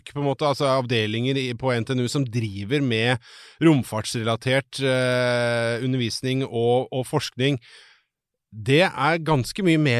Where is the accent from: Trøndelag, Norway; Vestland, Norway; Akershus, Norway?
Akershus, Norway; Bærum; Jeg vokste opp i Bærum